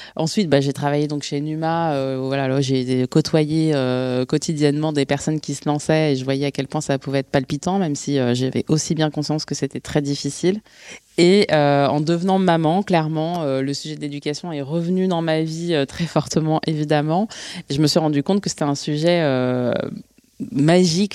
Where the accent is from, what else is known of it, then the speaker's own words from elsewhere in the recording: Bondy, Île-de-France, France; je suis née et j'ai grandi à Bondy, en Seine-Saint-Denis